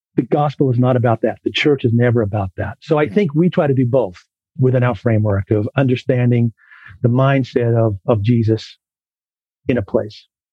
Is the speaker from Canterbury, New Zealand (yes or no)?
no; Auckland, New Zealand; accent: New Zealand, Philadelphia East Coast; moved away as an adult; also born or lived in Philadelphia, United States; now in Julian, United States; I grew up in West Auckland but I was really shaped, you know, my identity in New Zealand.